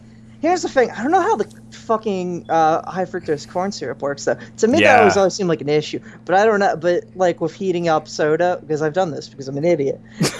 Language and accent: English; Philadelphia, Pennsylvania, United States; I'm from Philadelphia, okay?